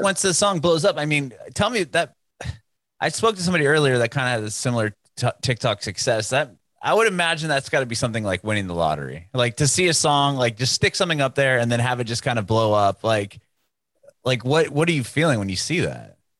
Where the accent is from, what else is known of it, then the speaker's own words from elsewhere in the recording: San Diego, California, United States; now in Nashville, United States; We we're in Nashville now, but I'm, I'm originally from San Diego